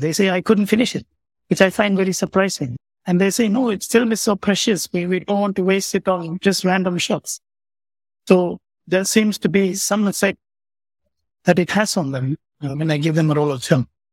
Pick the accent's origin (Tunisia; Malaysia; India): India; Pondicherry, Puducherry; also born or lived in Coonoor, Tamil Nadu; I grew up in Pondicherry